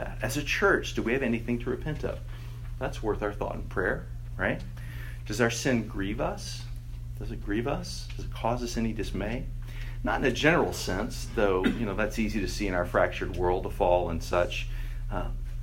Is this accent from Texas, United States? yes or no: yes; Texas, United States; I grew up in Texas and had many, many, many tornado drills in school.